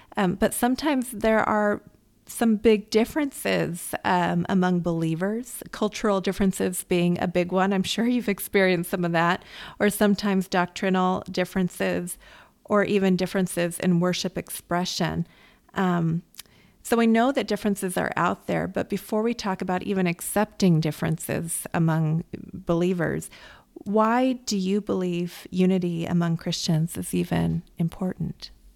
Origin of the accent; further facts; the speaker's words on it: United States; I grew up in America